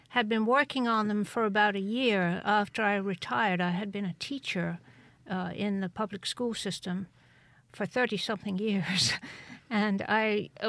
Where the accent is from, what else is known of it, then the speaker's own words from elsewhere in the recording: Cheltenham, South West England, United Kingdom; born there; Cheltenham. Cheltenham. Yeah, in Gloucestershire